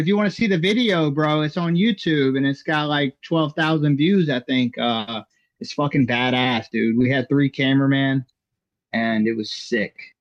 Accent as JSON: {"language": "English", "region": "Georgia", "country": "United States", "said": "I'm from Georgia"}